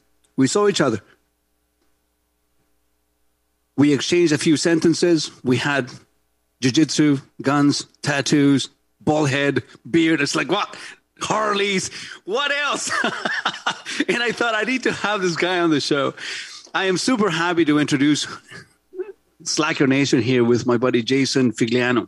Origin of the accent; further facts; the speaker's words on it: Santiago, Santiago Metropolitan Region, Chile; English is a second language; now in Canada; growing up in Santiago, Chile, in gang-ridden